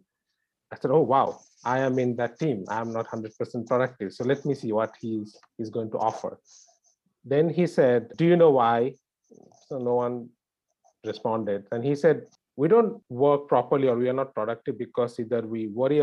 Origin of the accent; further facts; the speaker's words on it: India; moved away as an adult; now in New York, United States; India, where I grew up